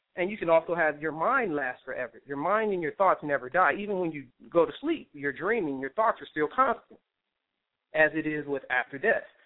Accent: California, United States; I'm from California

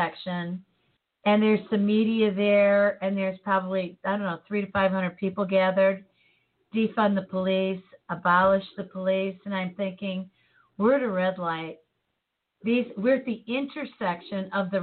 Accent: Chicago, Illinois, United States; growing up in Chicago

